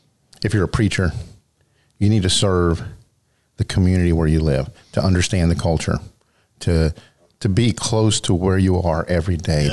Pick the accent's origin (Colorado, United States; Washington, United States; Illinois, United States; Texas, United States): Texas, United States; Pearland; moved away as an adult; now in Lake Jackson, United States; I was born and raised in Pearland, went to high school in Pearland. I didn't move here until 2008.